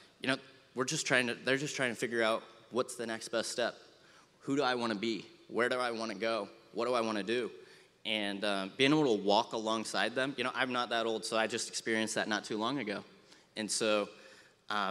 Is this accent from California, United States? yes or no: no; Findlay, Ohio, United States; moved away as an adult; also born or lived in Ashland, Ohio; now in Maumee, United States; I'm from the Findlay area